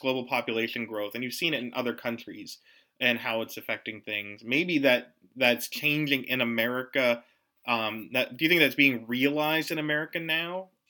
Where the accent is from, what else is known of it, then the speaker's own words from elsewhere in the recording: Pittsburgh, Pennsylvania, United States; growing up in Pittsburgh